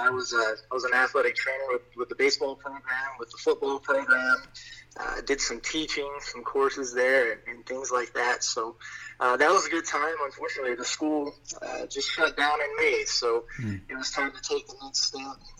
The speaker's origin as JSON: {"language": "English", "town": "McCrory", "region": "Arkansas", "country": "United States", "tie": "born or raised there", "said": "So I'm an Arkansas boy. So I grew up in McCrory over in Woodruff County off of Highway 64, go Jaguars."}